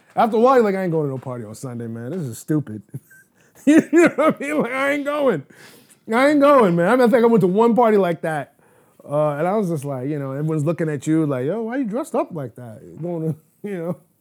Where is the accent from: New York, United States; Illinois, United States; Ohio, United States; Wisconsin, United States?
New York, United States; New York City; I was born and raised in Manhattan in the Upper East Side border of, uh, Upper East Side and East Harlem.